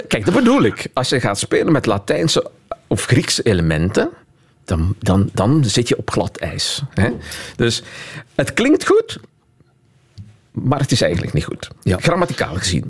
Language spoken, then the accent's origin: Dutch; Flanders, Belgium; voor mij als Vlaming